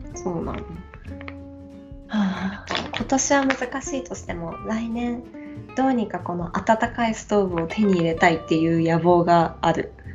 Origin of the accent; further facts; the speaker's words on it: Hokkaido, Japan; moved away; うちの実家はそう私が子供の時から住んでる